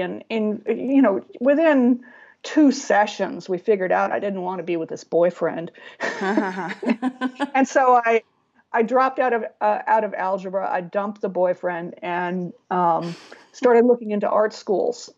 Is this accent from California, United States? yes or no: yes; San Diego, California, United States; I grew up in San Diego